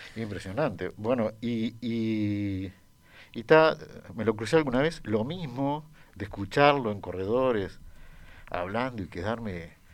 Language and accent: Spanish; Uruguay; yo crecí en Uruguay